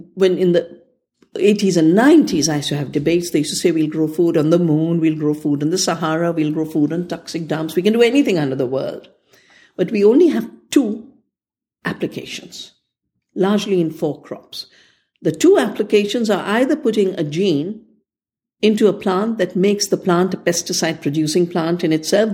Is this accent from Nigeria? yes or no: no; India; I'm from India